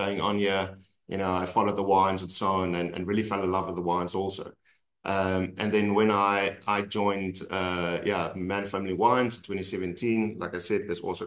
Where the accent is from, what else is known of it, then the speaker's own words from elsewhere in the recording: South Africa; we're South African